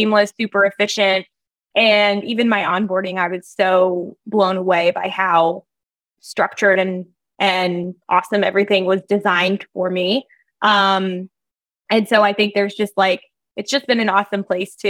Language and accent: English; New Jersey, United States; I grew up in New Jersey.